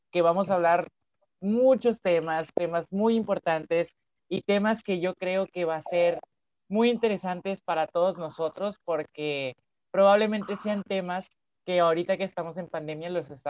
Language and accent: Spanish; Mexico; quienes somos de México, un saludo enorme a todos ustedes.